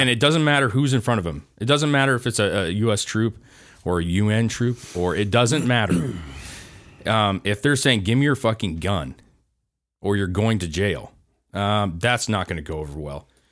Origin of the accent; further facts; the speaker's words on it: United States; we, as an American country